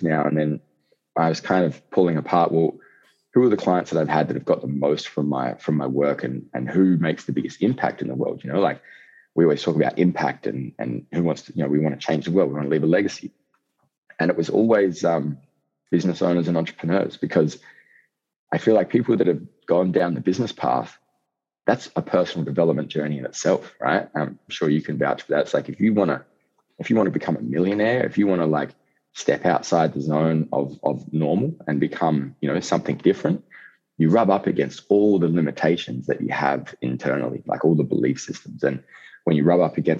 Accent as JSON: {"language": "English", "region": "Outback", "country": "Australia", "tie": "born or raised there", "said": "I'm an Aussie hooligan, I guess you could say. You know, I grew up in outback Australia"}